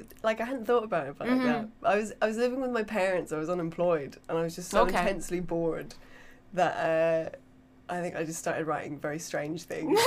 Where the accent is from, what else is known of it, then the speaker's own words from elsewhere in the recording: Essex, East of England, United Kingdom; also born or lived in Dublin; I'm from Essex.